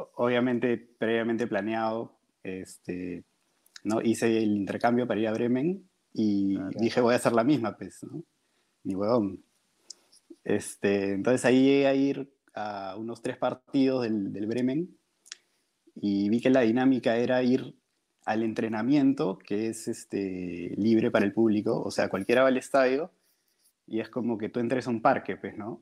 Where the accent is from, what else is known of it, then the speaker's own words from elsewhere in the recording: Peru; yo soy de Perú